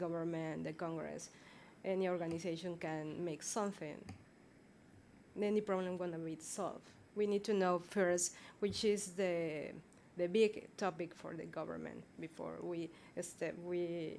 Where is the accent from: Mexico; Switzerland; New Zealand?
Mexico; moved away; I'm from Mexico